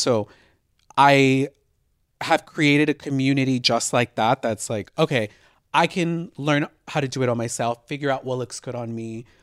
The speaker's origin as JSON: {"language": "English", "town": "Houston", "region": "Texas", "country": "United States", "tie": "born or raised there", "moved": "yes", "lives_now": "Los Angeles, United States", "said": "I was born in L A, but I moved to Houston when I was twelve"}